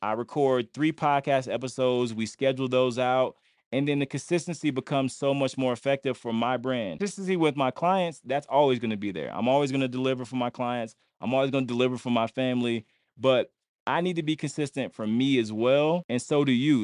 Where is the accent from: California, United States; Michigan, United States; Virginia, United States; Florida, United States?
Florida, United States; Lakeland; I'm from Lakeland, Florida.